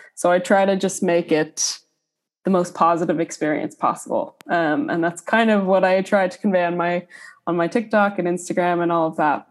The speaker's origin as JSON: {"language": "English", "town": "Minneapolis", "region": "Minnesota", "country": "United States", "also_born_or_lived": "Boston, Massachusetts", "moved": "as an adult", "lives_now": "Dublin, Ireland", "said": "I'm originally from Minneapolis, Minnesota"}